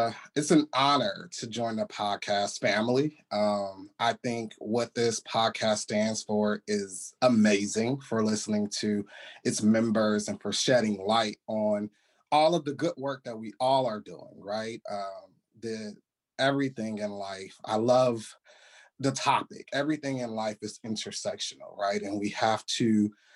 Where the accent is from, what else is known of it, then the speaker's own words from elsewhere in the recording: California, United States; moved away as an adult; now in Washington, DC, United States; California, my home state in LA, in Santa Monica